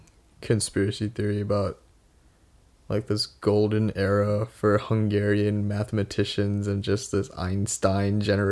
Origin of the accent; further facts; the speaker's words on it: India; also born or lived in Singapore; now in Chicago, United States; growing up in India